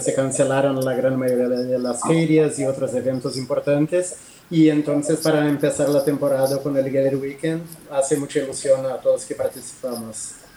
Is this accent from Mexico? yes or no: no; Brazil; now in Barcelona, Spain; yo soy brasileño